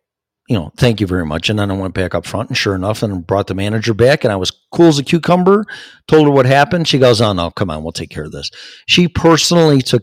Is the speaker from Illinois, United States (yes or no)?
yes; Chicago, Illinois, United States; I'm from Chicago.